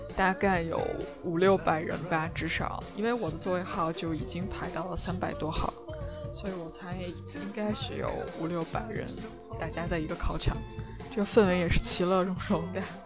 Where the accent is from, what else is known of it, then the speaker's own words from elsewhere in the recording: China; 我们大陆人